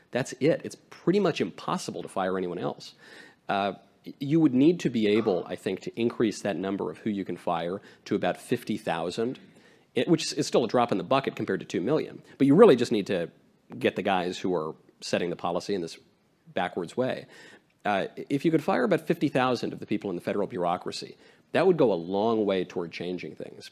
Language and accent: English; New York, United States; also born or lived in California; now in Tennessee, United States; I am from New York.